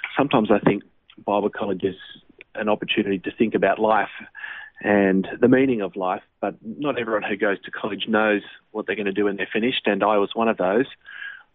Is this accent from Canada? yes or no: no; Berry, New South Wales, Australia; also born or lived in Sydney / Nowra; raised in the South Coast on a little town called Berry in the Shoalhaven